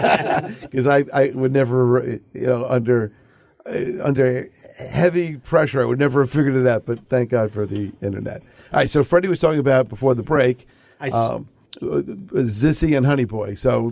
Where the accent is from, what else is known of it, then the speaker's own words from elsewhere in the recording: New York City, New York, United States; I remember growing up in Queens, Arnold Schwarzenegger did a movie in my neighborhood.